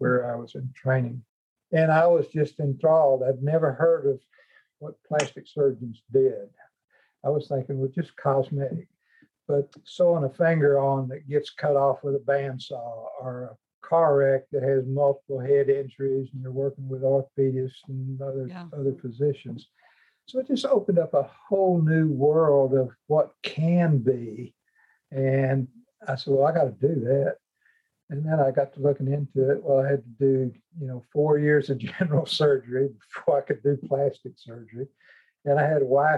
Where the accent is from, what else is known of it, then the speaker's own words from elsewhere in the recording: Fort Smith, Arkansas, United States; I grew up in Fort Smith, Arkansas, in a household with 8 children